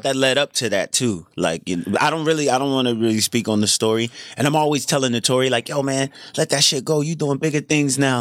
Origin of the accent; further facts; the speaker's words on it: New Jersey, United States; I'm from South Jersey, so we grew up on cheesesteaks, the Eagles, Sixers